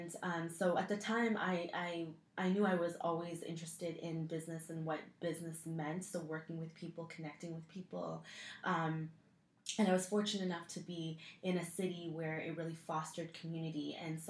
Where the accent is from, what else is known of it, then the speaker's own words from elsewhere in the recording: Waterloo, Ontario, Canada; I grew up in Waterloo, which is basically the Silicon Valley of Canada